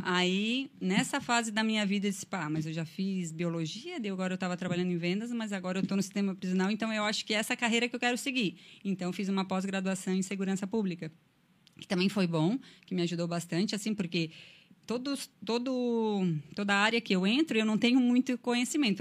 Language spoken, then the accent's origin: Portuguese; Anta Gorda, Rio Grande do Sul, Brazil; moved away as an adult; now in Criciúma, Brazil; Eu sou lá do interior do Rio Grande do Sul, o nome da minha cidade, com muito orgulho, é Antagorda, fica na Serra Gaúcha